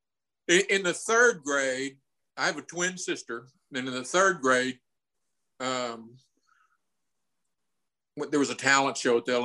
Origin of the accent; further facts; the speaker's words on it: Fort Worth, Texas, United States; also born or lived in Austin, Texas / Colorado; I'm from Fort Worth